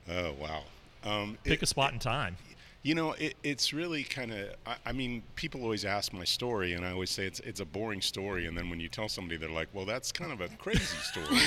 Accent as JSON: {"language": "English", "town": "Houston", "region": "Texas", "country": "United States", "tie": "born or raised there", "also_born_or_lived": "East Coast", "said": "I sort of I say that I spent my formative years in Houston. I was born on the East Coast and sort of moved around a little bit."}